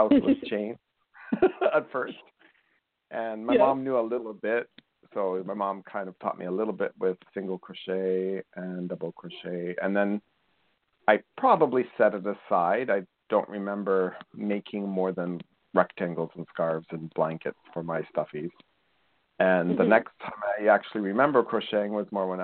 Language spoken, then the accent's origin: English; Colombia; moved away; I grew up in Colombia in South America.